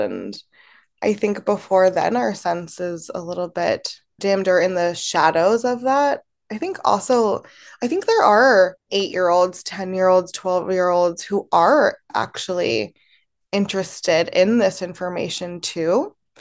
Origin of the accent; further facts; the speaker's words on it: Baltimore, Maryland, United States; also born or lived in Temuco, Chile; I grew up in Baltimore, Maryland, in a very white community